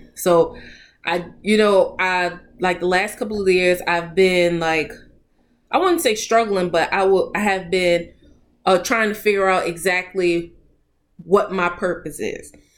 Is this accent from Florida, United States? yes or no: no; New Orleans, Louisiana, United States; moved away as an adult; also born or lived in Boston; I'm from New Orleans. So Boston is a long way from home